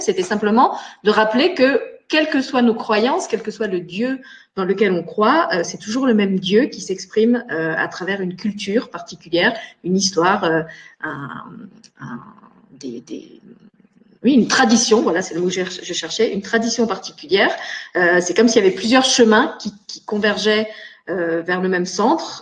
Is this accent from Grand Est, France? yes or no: yes; Moselle, Grand Est, France; moved away as an adult; now in Luxembourg; je suis née en meurthe moselle mais j'ai grandi en Moselle, j'ai fait toutes mes études et j'ai commencé ma vie professionnelle en Moselle